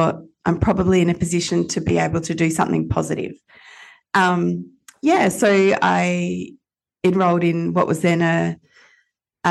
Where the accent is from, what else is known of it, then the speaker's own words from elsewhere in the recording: Perth, Western Australia, Australia; as a kid growing up in Perth